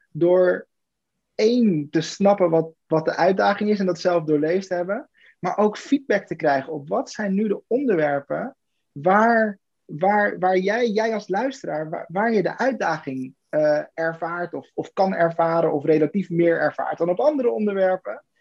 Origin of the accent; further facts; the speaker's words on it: Weert, Limburg, Netherlands; born there; Weert. Weert.